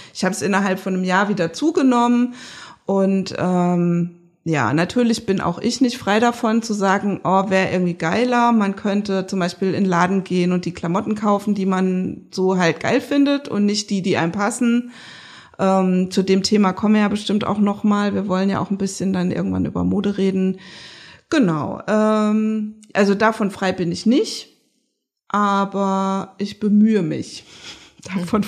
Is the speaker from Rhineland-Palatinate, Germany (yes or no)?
yes; Rhineland-Palatinate, Germany; moved away as an adult; now in Leipzig, Germany; ich komme ja aus der Pfalz